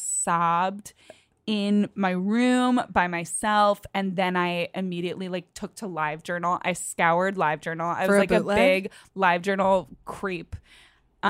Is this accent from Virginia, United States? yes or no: yes; Northern Virginia, United States; accent: Virginia voice; moved away; growing up in Northern Virginia